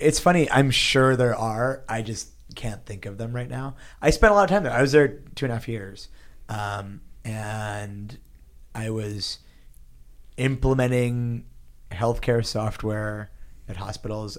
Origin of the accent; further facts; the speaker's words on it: Pittsburgh, Pennsylvania, United States; now in San Francisco, United States; I grew up in Pittsburgh, Pennsylvania. I actually, like, as, as a kid, we moved around a little bit, but mostly in Pittsburgh, Pennsylvania